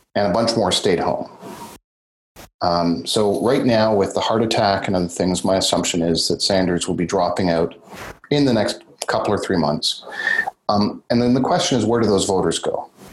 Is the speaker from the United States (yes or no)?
no; Canada; our Canadian conservatives